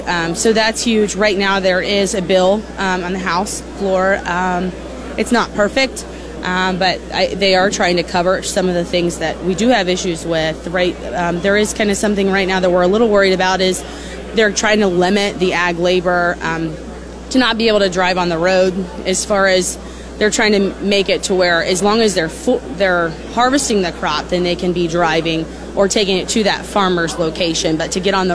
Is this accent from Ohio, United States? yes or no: yes; Ohio, United States; moved away; I am actually from Ohio. I grew up on a rural, smaller farm